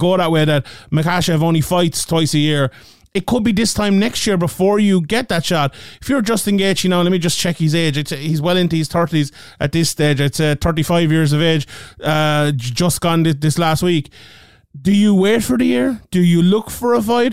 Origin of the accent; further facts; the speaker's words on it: Ireland; being Irish guys covering the sport